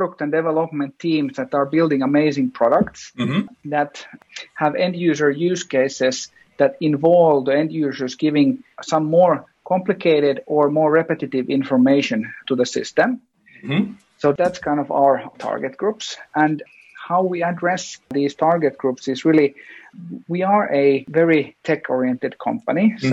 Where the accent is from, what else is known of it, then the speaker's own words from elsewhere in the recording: Finland; we come from Finland